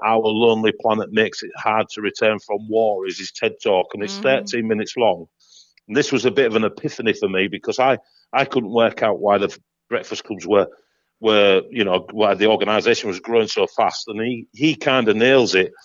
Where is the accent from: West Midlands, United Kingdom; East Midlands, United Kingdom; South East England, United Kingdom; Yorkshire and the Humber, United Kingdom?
Yorkshire and the Humber, United Kingdom; Hull; here in my hometown in Hull, Hull East Yorkshire